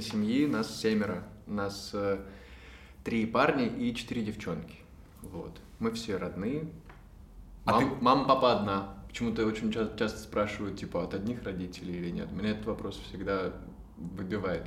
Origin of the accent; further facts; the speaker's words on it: Moscow, Russia; я из Москвы, мы все из Москвы